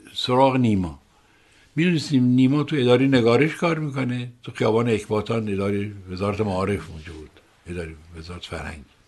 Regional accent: Rasht, Gilan, Iran; now in Tehran, Iran; من در شهری بزرگ شدم که شهر روشنفکری سیاسی بود

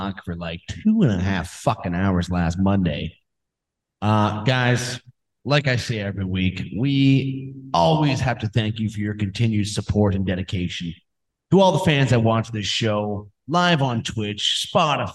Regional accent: Canada; I'm Canadian

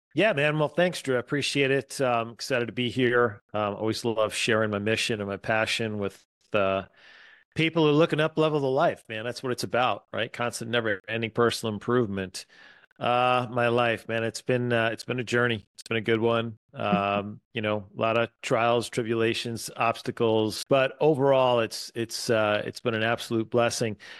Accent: East Coast, United States; moved away as an adult; also born or lived in Atlanta; now in Wisconsin, United States; I was born and raised on the East Coast

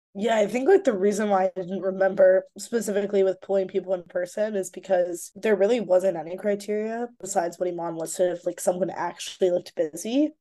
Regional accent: Chicago, Illinois, United States; moved away as an adult; now in Brooklyn, United States; I grew up in Rogers Park

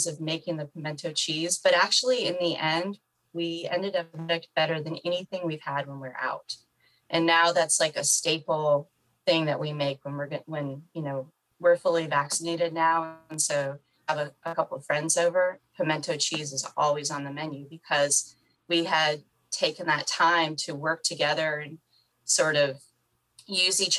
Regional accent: the North, United States; I'm from the North

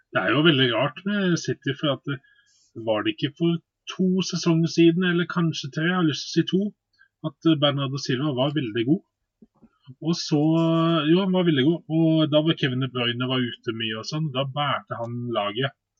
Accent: Bergen, Vestland, Norway; jeg er jo bergenser

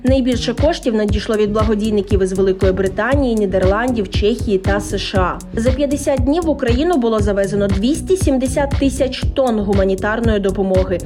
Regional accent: Ukraine; Ми з України

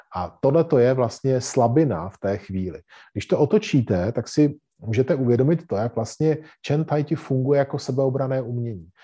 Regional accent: Czechia; cvičíme jako Češi

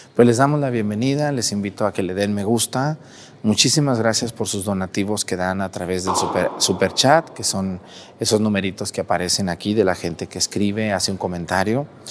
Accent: Mexticacán, Jalisco, Mexico; moved away; todo mi pueblo, allá de donde yo soy, Mestigacán

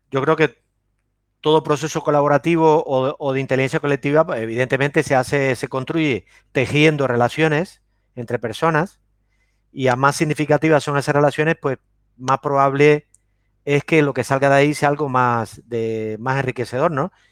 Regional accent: Cuba; also born or lived in Córdoba, Argentina; now in Spain; realmente yo no, yo no nací en, Argentina, yo nací en Cuba. Pero, y tuve una infancia, tuve ocho, viví ocho o nueve años en Argentina, en Córdoba, efectivamente, y, después me regresé a Cuba.

